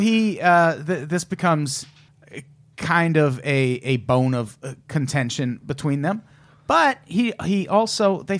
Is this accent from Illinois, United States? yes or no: yes; Illinois, United States; he looks like everyone I grew up with in Illinois.